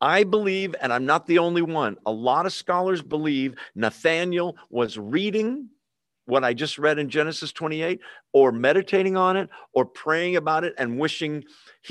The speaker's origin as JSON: {"language": "English", "town": "San Jose", "region": "California", "country": "United States", "tie": "born or raised there", "said": "We grew up in San Jose"}